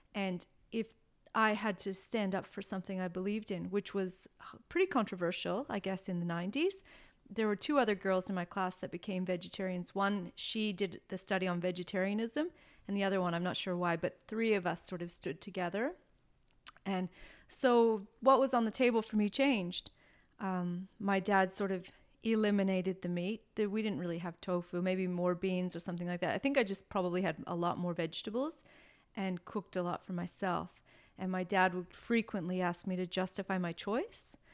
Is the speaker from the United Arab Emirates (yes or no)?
no; near Toronto, Ontario, Canada; moved away as an adult; also born or lived in Taiwan / Melbourne, Australia; now in Australia; I was born near Toronto, and um, I stayed in Canada until I was 25